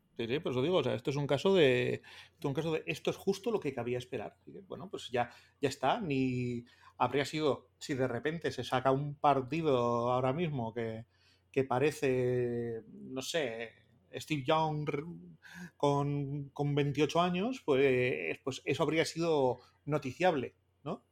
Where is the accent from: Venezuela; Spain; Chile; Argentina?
Spain; Bilbao, Basque Country; que soy de Bilbao, que soy del Atlético